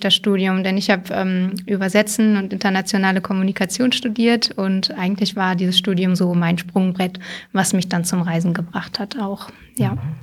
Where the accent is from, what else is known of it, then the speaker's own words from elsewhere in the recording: Hameln-Pyrmont district, Lower Saxony, Germany; also born or lived in Hildesheim; ich bin quasi an der Landkreisgrenze aufgewachsen, äh, offiziell Hameln-Pyrmont